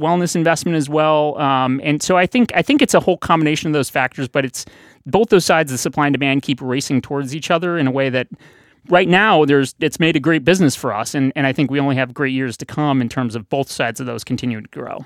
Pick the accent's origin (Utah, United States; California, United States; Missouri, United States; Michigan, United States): Missouri, United States; St. Louis; now in Boston, United States; I grew up in Saint Louis